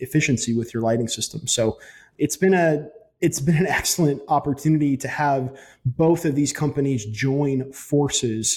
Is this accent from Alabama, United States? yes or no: yes; Huntsville, Alabama, United States; now in Tuscaloosa, United States; I was actually born and raised in Huntsville